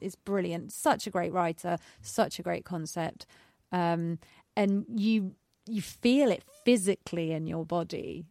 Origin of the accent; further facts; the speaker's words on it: United Kingdom; we are British